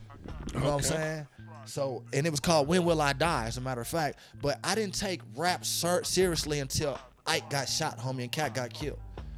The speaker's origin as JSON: {"language": "English", "town": "Denver", "region": "Colorado", "country": "United States", "tie": "born or raised there", "said": "I'm from Montbello, nigga. Bell Sauter Rider, nigga. I stayed on 4932 Xanadu, nigga. Original 49, nigga. I stayed on 51st. I went to Amaz. I went to Oakland. I went to Montbello Rec, nigga."}